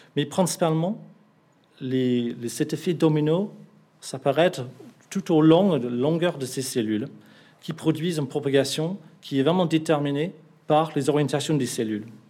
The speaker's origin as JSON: {"language": "French", "region": "England", "country": "United Kingdom", "second_language": "French", "moved": "yes", "lives_now": "Bordeaux, France", "said": "Je suis anglais"}